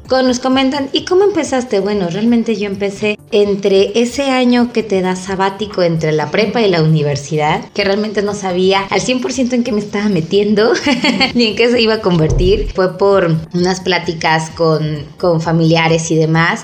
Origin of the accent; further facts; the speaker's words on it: Oaxaca, Mexico; somos de Oaxaca